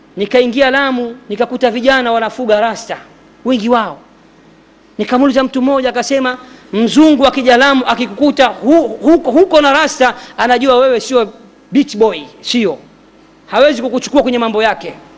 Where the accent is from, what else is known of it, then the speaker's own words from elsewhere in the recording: Dar es Salaam, Tanzania; kule kwetu dar es salama temeke